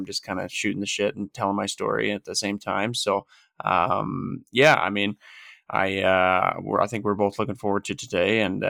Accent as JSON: {"language": "English", "area": "just outside of Edmonton", "region": "Alberta", "country": "Canada", "tie": "born or raised there", "lives_now": "Calgary, Canada", "said": "So I'm from Calgary. Well, I currently reside in Calgary, Alberta. I grew up just outside of Edmonton"}